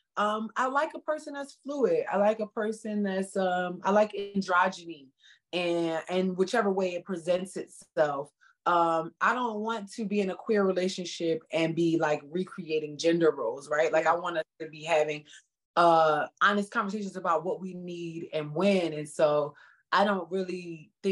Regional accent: Philadelphia, Pennsylvania, United States; moved away; also born or lived in San Francisco; I'm from North Philly, I'm from the hood

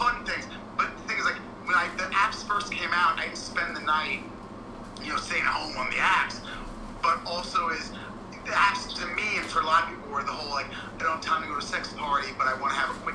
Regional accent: New York, United States; that's where I was born and raised

